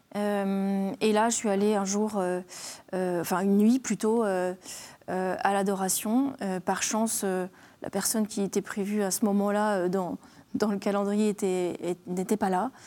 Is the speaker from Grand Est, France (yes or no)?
yes; Alsace, Grand Est, France; je suis alsacienne